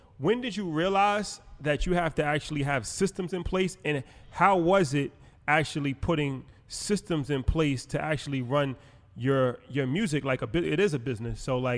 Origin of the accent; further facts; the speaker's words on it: New York, United States; You know, it's interesting, especially like we're from New York, but I always admired the South.